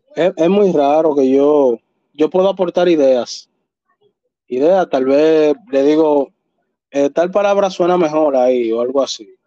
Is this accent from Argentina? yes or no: no; Dominican Republic